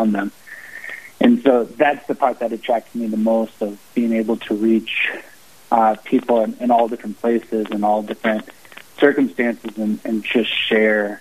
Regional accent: St. Paul, Minnesota, United States; moved away as an adult; now in Sioux Falls, United States; I'm originally from St. Paul, Minnesota, and currently live in Sioux Falls, South Dakota

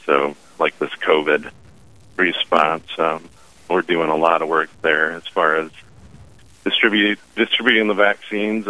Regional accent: Sioux Falls, South Dakota, United States; So I guess I grew up here in Sioux Falls

